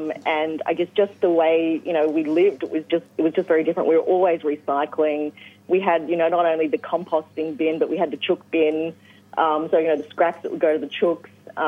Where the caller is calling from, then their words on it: Hobart, Tasmania, Australia; I'm actually in the beautiful Hobart.